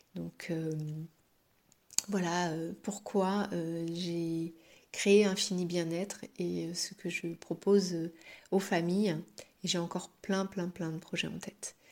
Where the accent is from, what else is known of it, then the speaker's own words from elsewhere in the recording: Paris, Île-de-France, France; moved away as an adult; now in Brittany, France; Je suis parisienne de base et j'ai immigré euh, dans cette belle région de Bretagne il y a à peu près 5 euh, ans, en 2017